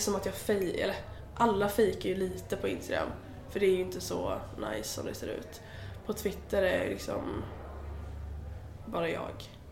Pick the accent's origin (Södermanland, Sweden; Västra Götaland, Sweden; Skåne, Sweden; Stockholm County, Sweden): Västra Götaland, Sweden; Alingsås; moved away; jag kom ju från Alingsås